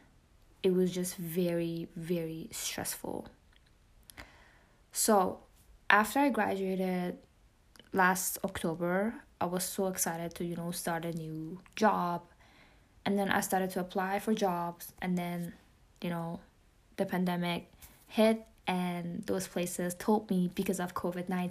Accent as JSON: {"language": "English", "country": "Iran", "accent": "Persian", "second_language": "English", "moved": "yes", "said": "including my Persian accent. I mean, English is my second language"}